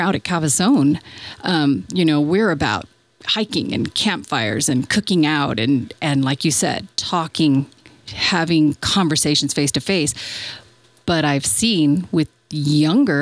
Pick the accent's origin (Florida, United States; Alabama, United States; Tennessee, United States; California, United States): California, United States; San Francisco; now in Bosque Farms, United States; I grew up in San Francisco and we lived right on the cliffs